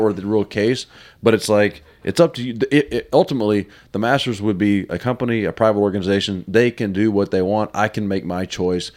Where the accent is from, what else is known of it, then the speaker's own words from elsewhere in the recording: the South, United States; I'm from the South